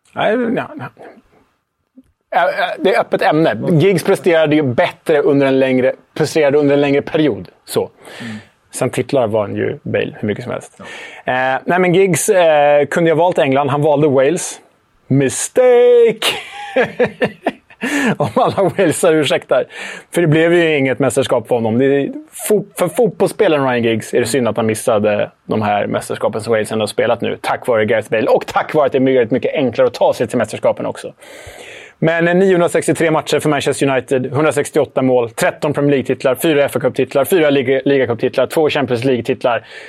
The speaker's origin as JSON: {"language": "Swedish", "country": "Sweden", "said": "Jag är ju svensk"}